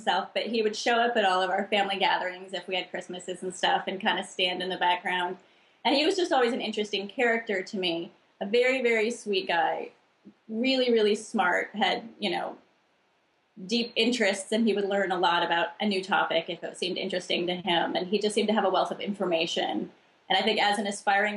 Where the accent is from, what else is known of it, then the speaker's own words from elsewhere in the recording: El Cerrito, California, United States; I was born in El Cerrito, right next to Berkeley in California.